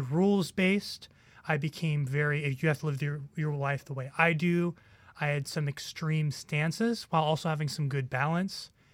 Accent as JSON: {"language": "English", "region": "New York", "country": "United States", "tie": "born or raised there", "said": "I, I grew up in New York"}